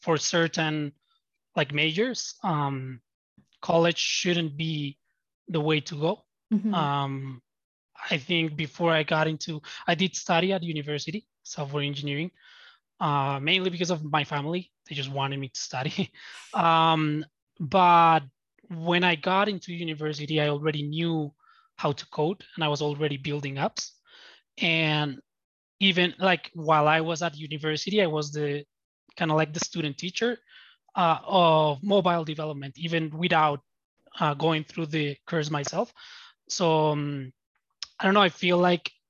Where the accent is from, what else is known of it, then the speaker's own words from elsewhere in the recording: Bogota, Colombia; I'm from Latin America. I'm from Bogota, Colombia.